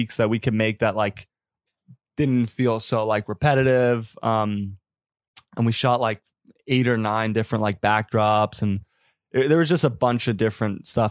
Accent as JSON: {"language": "English", "town": "New York City", "region": "New York", "country": "United States", "said": "we're both from Queens"}